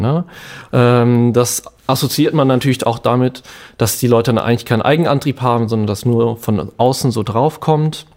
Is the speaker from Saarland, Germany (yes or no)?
no; Bonn, North Rhine-Westphalia, Germany; also born or lived in Cologne; ich bin aus dem Rheinland, in Bonn aufgewachsen, in Köln gelebt